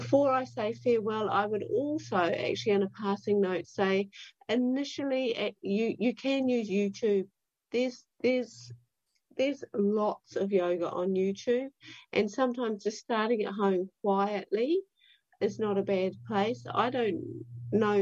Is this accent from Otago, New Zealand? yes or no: yes; Dunedin, Otago, New Zealand; I'm from Dunedin